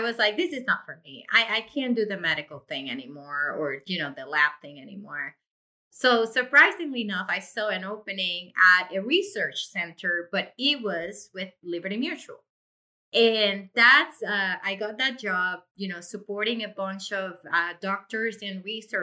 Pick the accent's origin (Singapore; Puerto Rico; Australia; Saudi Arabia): Puerto Rico; moved away as an adult; now in Massachusetts, United States; I was born and raised in Puerto Rico